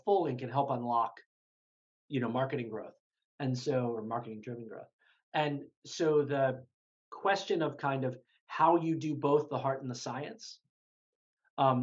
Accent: Baltimore, Maryland, United States; I grew up in Baltimore, actually, Baltimore City

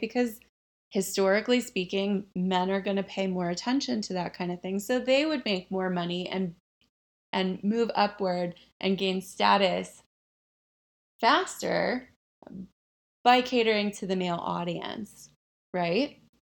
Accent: the South, United States; I grew up in the South

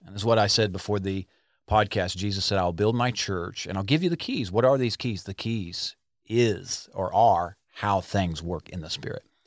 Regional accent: Arkansas, United States; we're from Arkansas.

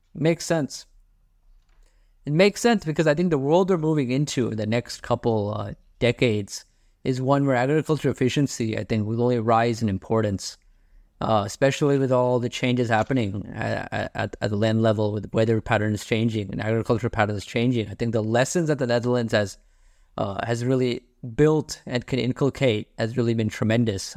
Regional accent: India; I'm from India

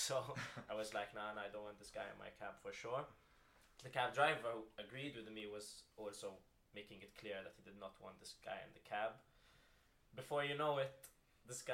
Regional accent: Malta; now in Oxford, United Kingdom; I'm coming from Malta.

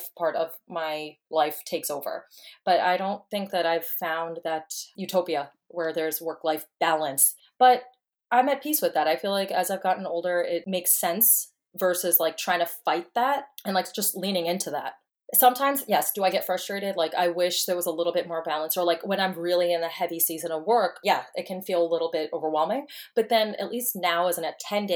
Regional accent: New York, United States; moved away as an adult; now in Texas, United States; I'm originally from New York, and I moved to Texas about, I guess, like 8 months ago

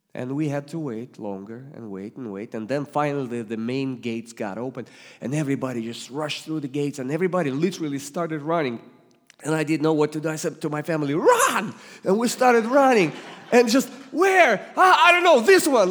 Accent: Russia; English is a second language; also born or lived in Ohio; now in Springfield, United States; I was born and raised in the Soviet Union that became Russia, but as soon as I could move to Ohio, I did

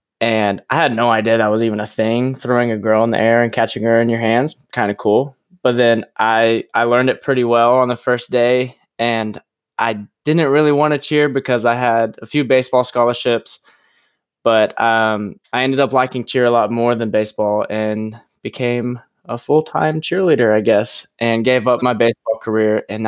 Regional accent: Oklahoma City, Oklahoma, United States; I've been in Oklahoma my entire life. Haven't moved anywhere. I was born in Oklahoma City.

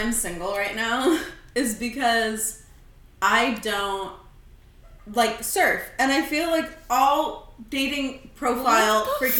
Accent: California, United States; we're a waste of Californians.

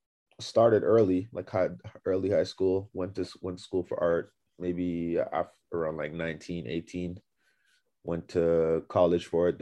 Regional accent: Toronto, Ontario, Canada; I'm from Toronto.

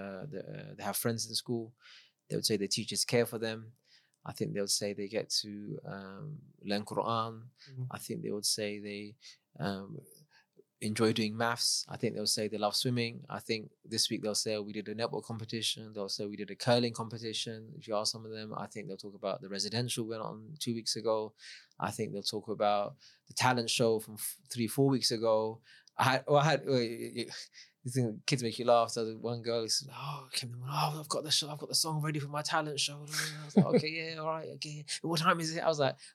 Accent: London, United Kingdom; I grew up in London, multicultural.

